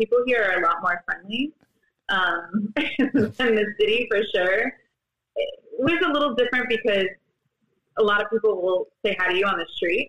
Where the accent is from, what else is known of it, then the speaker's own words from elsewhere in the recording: East Coast, United States; moved away as an adult; also born or lived in New York City; now in San Diego, United States; I grew up on the East Coast. I've been out in San Diego for about 10 years now. I started my career in New York City and then moved here shortly after.